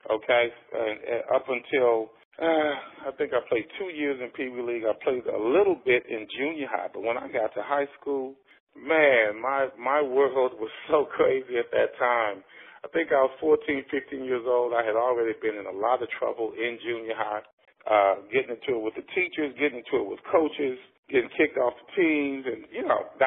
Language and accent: English; Texas, United States; You know, we came in uh, to the Richardson School District around the on the heels of of integration.